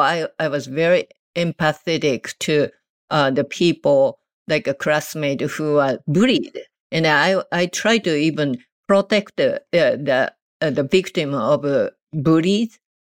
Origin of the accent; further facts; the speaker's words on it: Japan; English is a second language; moved away as an adult; now in United States; I was born and raised in Japan